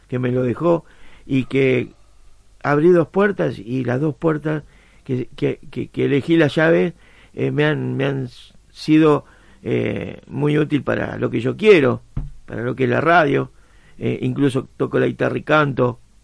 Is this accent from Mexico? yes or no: no; San Juan, Argentina; now in Berisso, Argentina; Soy sanjuanino